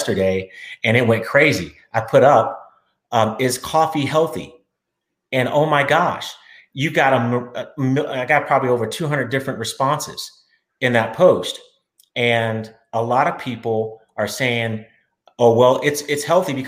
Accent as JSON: {"language": "English", "town": "Austin", "region": "Texas", "country": "United States", "said": "I'm from Austin, Texas"}